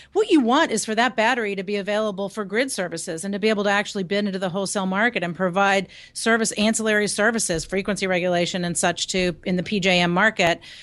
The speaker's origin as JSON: {"language": "English", "town": "Lynchburg", "region": "Virginia", "country": "United States", "tie": "born or raised there", "said": "Lynchburg is my hometown, so my folks live there"}